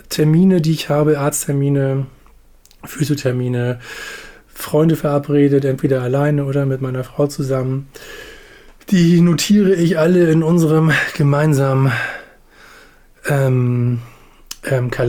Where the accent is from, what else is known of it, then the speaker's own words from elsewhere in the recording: Hamburg, Germany; von Hamburg Steilzob, wo ich groß geworden bin, nach Arnsburg zu meinem Opa.